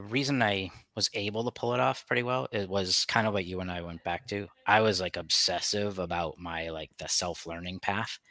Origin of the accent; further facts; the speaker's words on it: United States; we're American